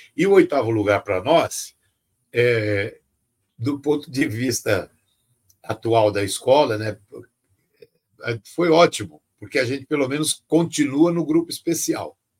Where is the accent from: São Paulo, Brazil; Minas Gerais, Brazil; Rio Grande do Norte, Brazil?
São Paulo, Brazil; Eu fui criado na periferia, Jardim Peri, Cachoeirinha, Zona Norte